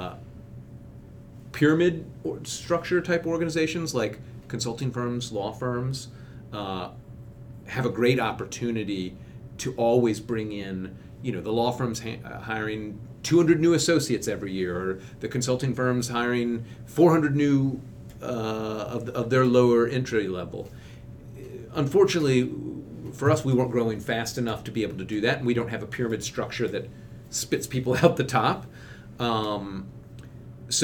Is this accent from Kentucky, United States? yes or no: yes; Kentucky, United States; now in Washington, D.C., United States; I'm from Kentucky originally, and my wife is from Florida, and we go back to where we grew up